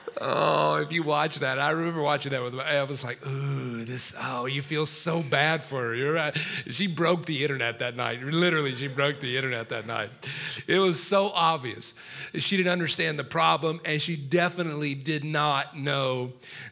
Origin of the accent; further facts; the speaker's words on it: South Carolina, United States; Miss South Carolina from my home state